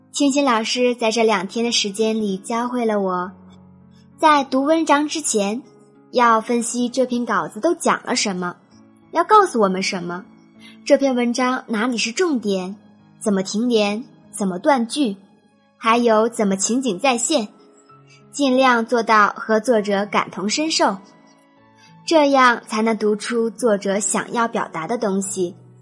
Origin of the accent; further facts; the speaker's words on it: Beijing, China; 我来自北京